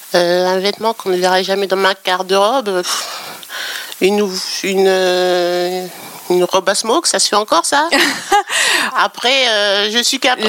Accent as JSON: {"language": "French", "region": "Normandy", "country": "France", "tie": "born or raised there", "said": "moi, j'ai grandi en Normandie"}